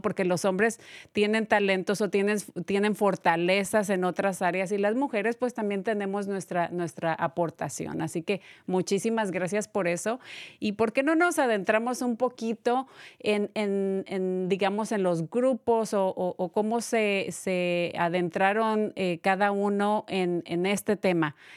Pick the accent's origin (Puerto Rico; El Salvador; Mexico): Mexico; yo soy de México